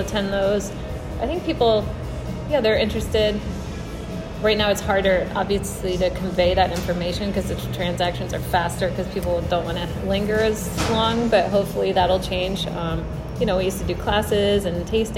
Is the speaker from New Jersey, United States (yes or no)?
yes; New Jersey, United States; I grew up in New Jersey